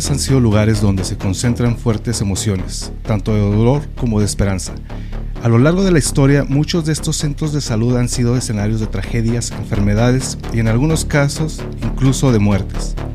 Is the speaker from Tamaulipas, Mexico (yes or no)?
no; Ciudad Juárez, Chihuahua, Mexico; es nuestro Juárez y sí lo queremos.